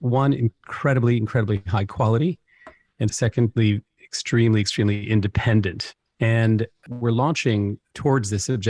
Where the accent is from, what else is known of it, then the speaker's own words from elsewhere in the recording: Paris, Île-de-France, France; also born or lived in Africa / China / Hong Kong; I mean, I'm half English, half American. I was raised in Paris, and French and French culture was my sort of first place I came to know the world.